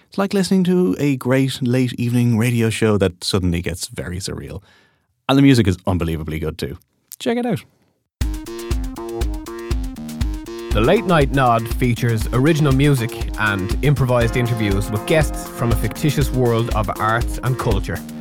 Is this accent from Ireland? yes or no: yes; Dublin, Leinster, Ireland; growing up in Dublin